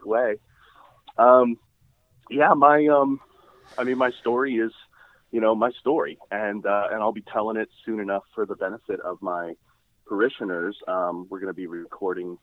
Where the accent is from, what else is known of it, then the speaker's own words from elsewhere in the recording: Rockville, Maryland, United States; I'm a local guy. I grew up in Rockville